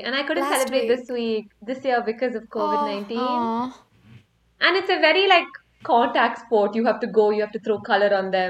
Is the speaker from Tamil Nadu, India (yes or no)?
yes; Coimbatore, Tamil Nadu, India; I'm from Coimbatore, which is in South India.